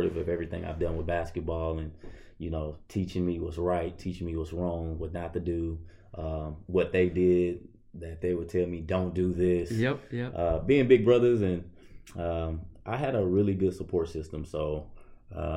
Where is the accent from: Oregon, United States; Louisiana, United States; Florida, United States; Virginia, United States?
Louisiana, United States; moved away as an adult; now in York, Nebraska, United States; I'm coming from Louisiana, which is a diverse state, diverse town even